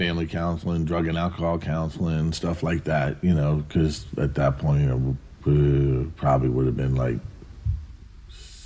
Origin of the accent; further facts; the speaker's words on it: East Coast, United States; moved away as an adult; also born or lived in Ventura, California; now in California, United States; I come from the East Coast